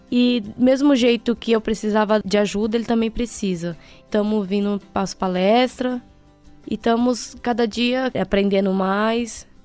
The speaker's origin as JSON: {"language": "Portuguese", "country": "Brazil", "said": "sou do bairro do Grajaú"}